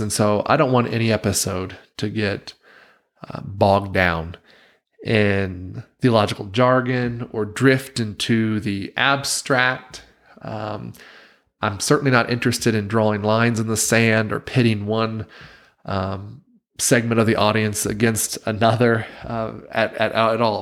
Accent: Wilmington, North Carolina, United States; moved away as an adult; now in Provo, United States; the town where I grew up in Wilmington, North Carolina

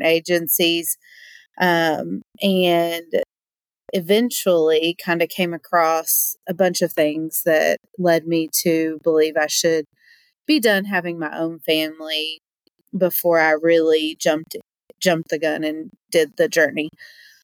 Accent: Berea, Kentucky, United States; I grew up in Berea, Kentucky, little town

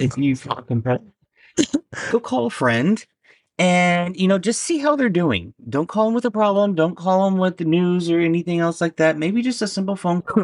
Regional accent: Indiana, United States; also born or lived in Alabama; now in New Jersey, United States; I was born and raised in Indiana, then I lived in Alabama, and now I'm in Jersey for six years.

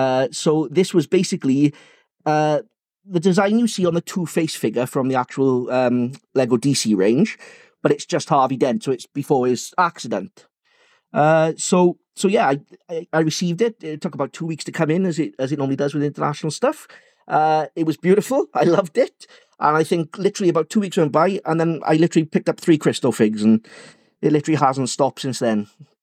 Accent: England, United Kingdom

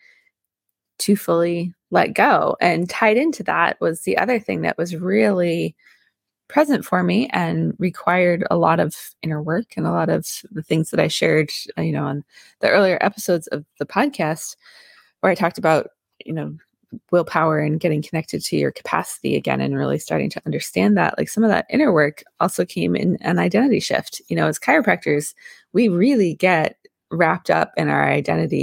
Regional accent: Vermont, United States; I grew up in Vermont

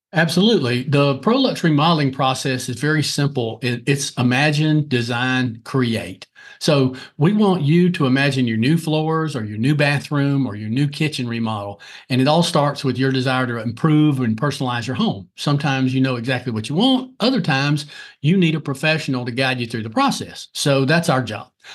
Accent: Lancaster, South Carolina, United States; originally, I'm from Lancaster, South Carolina

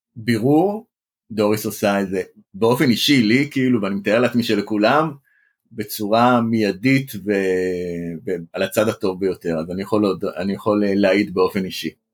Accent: Bat Yam, Tel Aviv District, Israel; גם אני יליד העיר בת ים

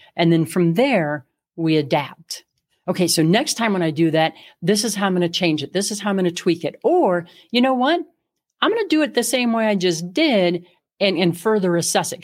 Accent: Midwest, United States; now in Colorado, United States; I grew up in the Midwest

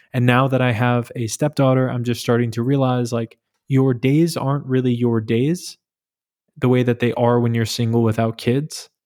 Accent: New York, United States; moved away as an adult; now in Berlin, Germany; I'm from New York. I moved to Berlin in April twenty twenty

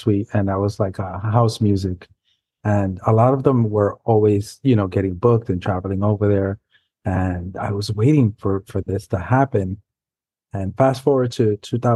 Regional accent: New York City, New York, United States; first language Spanish; English is a second language; I grew up in New York City, not too far from Brian, in Manhattan, in the Upper West Side area

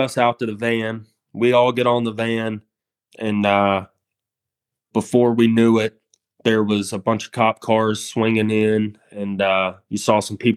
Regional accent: United States; I'm an American in their country

